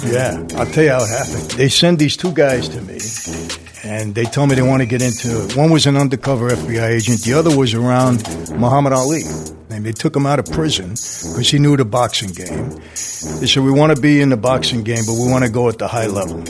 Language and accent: English; New York City, New York, United States; I grew up in Brooklyn, Greenpoint section